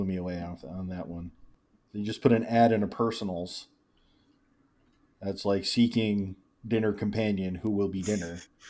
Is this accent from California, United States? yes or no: no; Rock Springs, Wyoming, United States; I was born in Sweetwater County Hospital in Rock Springs, Wyoming.